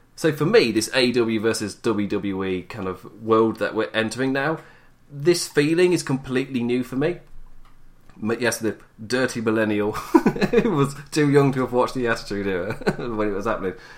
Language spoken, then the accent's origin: English; England, United Kingdom; as an Englishman